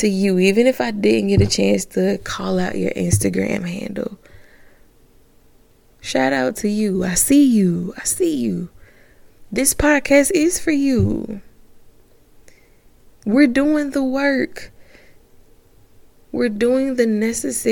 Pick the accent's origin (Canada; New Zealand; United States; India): United States; Augusta, Georgia; somebody from Augusta, Georgia